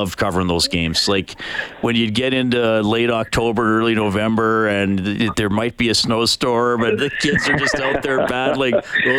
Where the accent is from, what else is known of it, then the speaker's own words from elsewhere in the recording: near Evansburg, Alberta, Canada; I grew up near Evansburg. My family did not farm. We lived in a rural. We lived out of town, but we didn't farm. But I mean, a lot of farms around us and stuff.